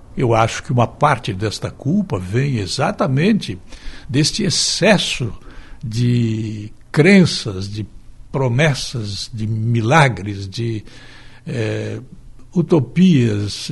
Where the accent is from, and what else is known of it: Brazil